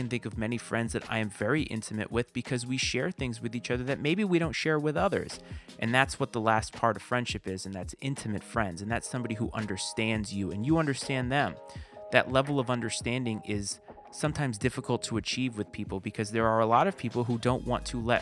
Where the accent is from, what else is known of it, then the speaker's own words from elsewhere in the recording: Bristol, Rhode Island, United States; moved away as an adult; I was born and raised in Bristol, Rhode Island